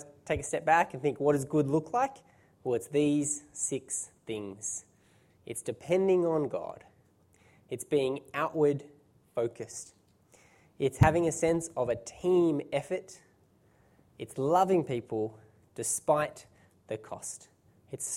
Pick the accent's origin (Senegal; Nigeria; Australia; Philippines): Australia; being Australian